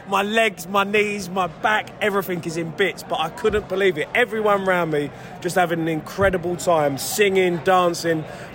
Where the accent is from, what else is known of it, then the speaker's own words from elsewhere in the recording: England, United Kingdom; being English